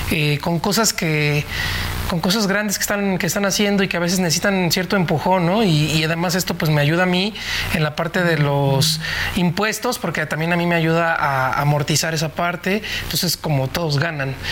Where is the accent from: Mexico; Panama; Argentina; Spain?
Mexico; Nicolás Romero, State of Mexico; me fui al Palacio Municipal de Nicolás Romero, donde soy originalmente del Estado de México